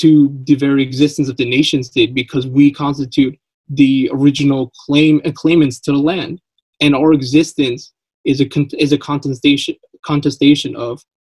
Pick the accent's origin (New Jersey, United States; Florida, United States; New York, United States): New York, United States; I was born in Queens